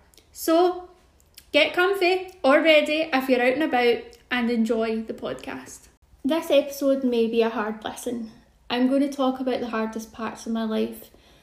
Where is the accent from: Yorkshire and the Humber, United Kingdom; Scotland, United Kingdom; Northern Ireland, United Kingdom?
Scotland, United Kingdom; Glasgow; I'm 32 from Glasgow in the UK